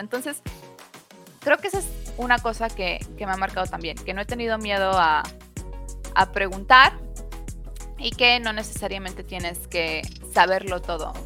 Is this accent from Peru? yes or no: no; Mexico; como mexicana